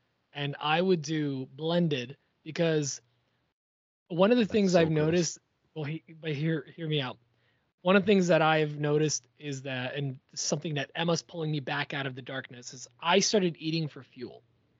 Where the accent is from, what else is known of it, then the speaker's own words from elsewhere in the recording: Poland; Yeah, I'm from Poland. Whatever. Let it slide.